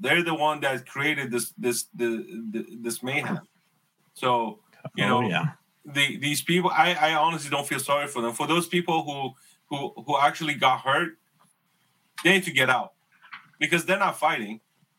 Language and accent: English; Los Angeles, California, United States; moved away; I grew up in San Fernando Valley.